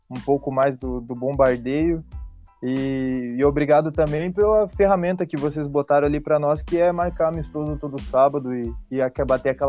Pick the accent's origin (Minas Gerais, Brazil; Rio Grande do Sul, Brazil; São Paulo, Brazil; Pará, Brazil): Rio Grande do Sul, Brazil; São Borja; É, eu, eu sou de São Borja